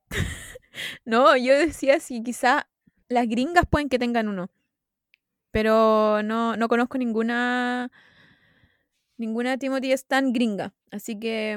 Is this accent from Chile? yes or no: yes; Chile